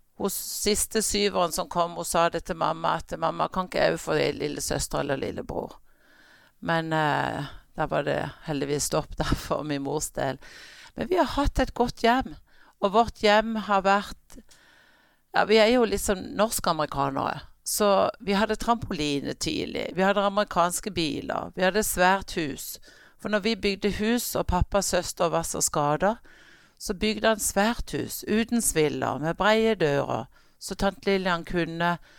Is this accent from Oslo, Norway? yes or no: no; Kristiansand, Agder, Norway; also born or lived in New Jersey, United States; Jeg er født i staten New Jersey, og der bodde vi eh, til jeg var fire år. Og så flytta vi hjem, og, og har siden vært her i Kristiansand.